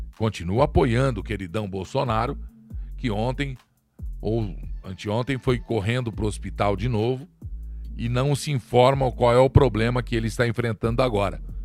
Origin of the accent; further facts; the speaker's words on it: Brazil; Sou povo aqui, sou brasileiro